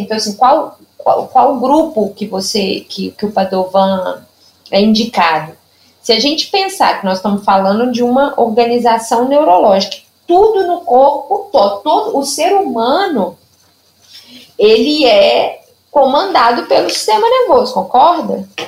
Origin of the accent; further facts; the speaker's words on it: Lima Duarte, Minas Gerais, Brazil; accent: Zona da Mata Mineira; also born or lived in São José dos Campos, São Paulo; now in Juiz de Fora, Brazil; E eu sou é, nascida em São José dos Campos, né, em São Paulo, mas eu sou mineira, né? Porque eu fui criada, só nasci, morei até três anos de idade e vim para Lima Duarte, que é uma cidadezinha aqui do interior de Minas, perto de Juiz de Fora